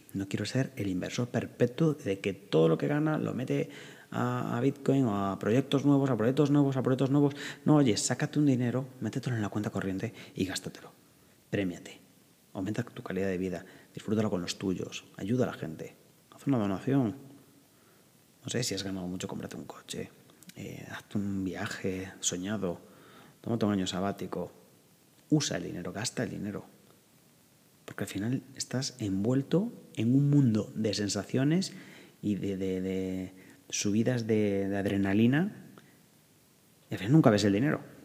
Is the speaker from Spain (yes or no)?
yes; northern Spain, Spain; yo que soy del norte de España